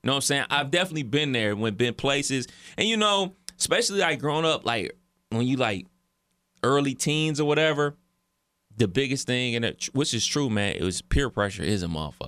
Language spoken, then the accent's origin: English; Cleveland, Ohio, United States; as a kid growing up in Cleveland in the, uh, late eighties, early nineties